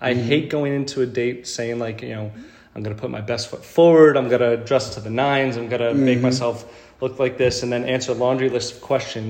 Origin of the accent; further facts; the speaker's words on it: New York, United States; born there; also born or lived in Philadelphia; now in Houston, United States; But I was in Philly for the past 12 years or so.